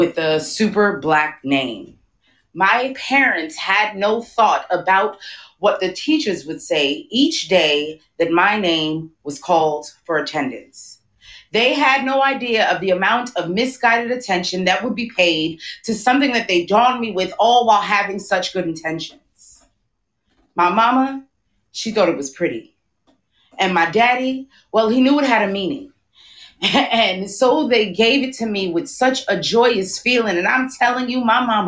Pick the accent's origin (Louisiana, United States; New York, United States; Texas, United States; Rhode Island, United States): New York, United States; New York City; now in Brooklyn, United States; I am from Queens, but I currently live in Brooklyn